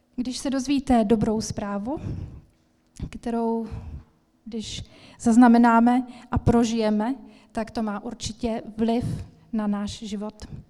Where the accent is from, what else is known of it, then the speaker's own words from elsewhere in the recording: Ostrava, Moravian-Silesian Region, Czechia; moved away; also born or lived in Svitavy; Já jsem se narodila v Ostravě a vděčím mojí mamince za to, že mě vodila do evangelické církve, do sboru evangelického od malička. A jak jsem tam tak chodila, tak jsem vyrůstala